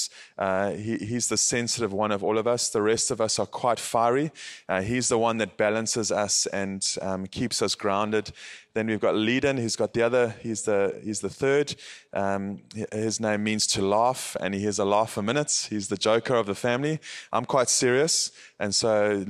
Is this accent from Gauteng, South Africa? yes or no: no; Howick, KwaZulu-Natal, South Africa; I'm from South Africa, a place called Howick, Howick. And it is in the Midlands